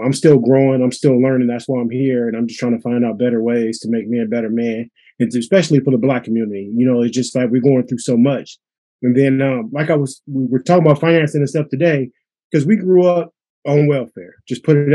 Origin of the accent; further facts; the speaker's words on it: Pittsburgh, United States; we grew up in Pittsburgh.